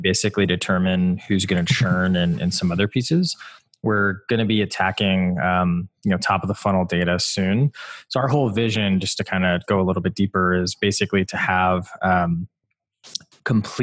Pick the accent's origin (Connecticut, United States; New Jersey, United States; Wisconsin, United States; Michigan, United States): Wisconsin, United States; I grew up in Wisconsin